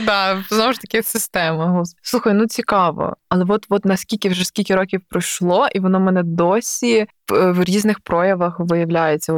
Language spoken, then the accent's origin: Ukrainian; Galicia, Ukraine; я галичанка, що я з Галичини